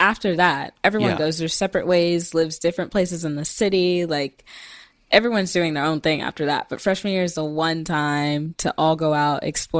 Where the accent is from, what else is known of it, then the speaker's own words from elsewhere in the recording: Mesquite, Texas, United States; moved away as an adult; now in New York, United States; I am originally from Texas, Dallas, Texas area, but more specifically a city called Mesquite